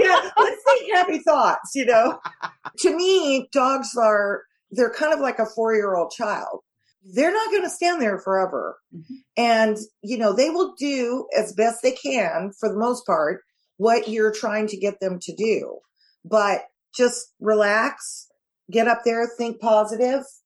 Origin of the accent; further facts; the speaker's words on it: California, United States; I'm from California